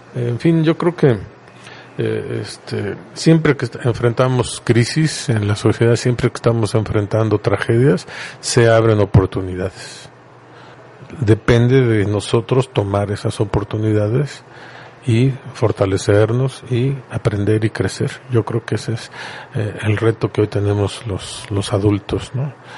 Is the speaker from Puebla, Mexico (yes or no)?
yes; Puebla, Mexico; Nosotros somos poblanos charroneros y de ahí no nos mueven